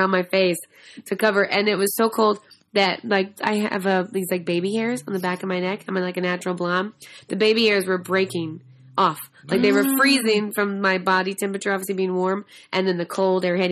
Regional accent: Dallas, Texas, United States; accent: southern; moved away; I grew up in Texas, where you respect elders

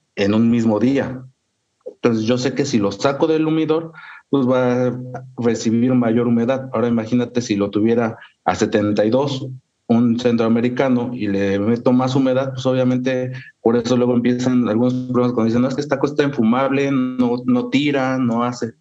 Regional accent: Pachuca, Hidalgo, Mexico; also born or lived in Sierra Otomí-Tepehua, Hidalgo; yo soy de Hidalgo, realmente pues, de la capital

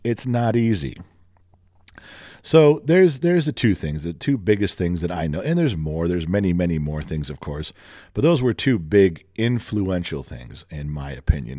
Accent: Los Angeles, California, United States; growing up in the Los Angeles area

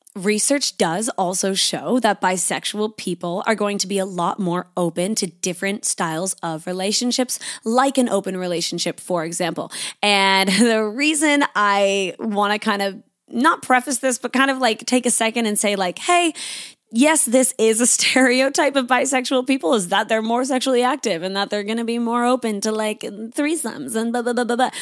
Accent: Canada; now in Sydney, Australia; I am living in Sydney, Australia. I'm a Canadian

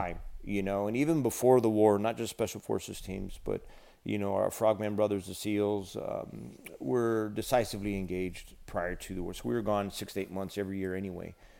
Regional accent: United States; our nation and, and who we are as a people, as an American people

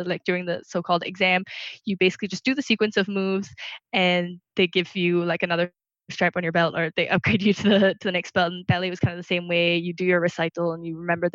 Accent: Singapore; moved away as an adult; also born or lived in Burma / Ireland; I actually spent my first 2 years in Burma. But outside of coming to college in first year, I basically spent the rest of my time here in Singapore. I grew up here and spent most of my life here.

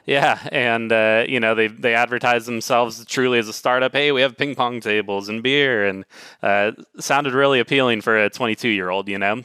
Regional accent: Dallas, Texas, United States; also born or lived in Pacific Northwest; now in Seattle, United States; I grew up in the Dallas area

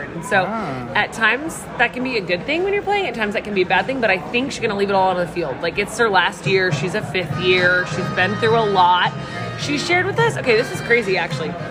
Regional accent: California, United States; I'm from

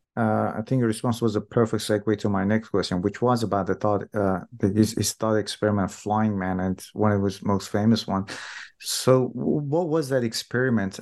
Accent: Iran; moved away; I'm from Iran myself

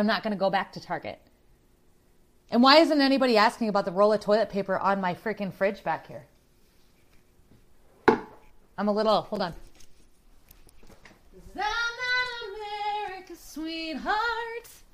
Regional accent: Iowa, United States; I'm from Iowa.

